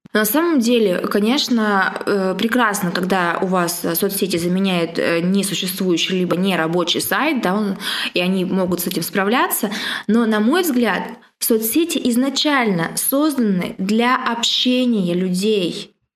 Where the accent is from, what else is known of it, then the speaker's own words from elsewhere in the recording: Siberia, Russia; сибирячка, провинциалка